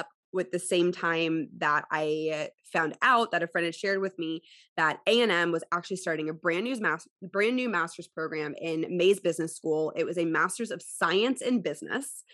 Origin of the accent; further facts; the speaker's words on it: Houston, Texas, United States; also born or lived in College Station; Houston, which is my hometown